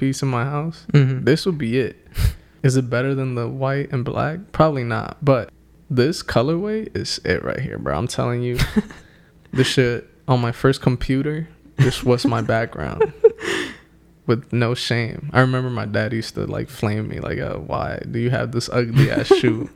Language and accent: English; New York City, New York, United States; we grew up in the Bronx, a bunch of Puerto Ricans.